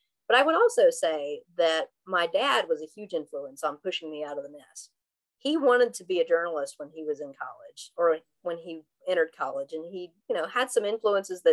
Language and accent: English; Southwest Virginia, United States